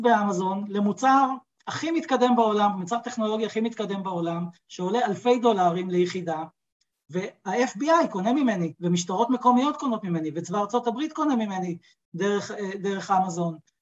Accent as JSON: {"language": "Hebrew", "country": "Israel", "said": "באתי מהעולם הישראלי, כישראלי, אני יודע איך זה עובד כאן בארץ"}